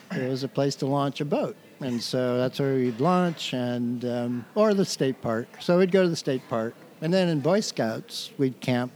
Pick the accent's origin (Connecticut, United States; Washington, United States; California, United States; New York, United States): Washington, United States; Everett; also born or lived in Salem, Massachusetts; now in Camano Island, United States; I grew up in Everett, Washington, so okay. I'm fairly local.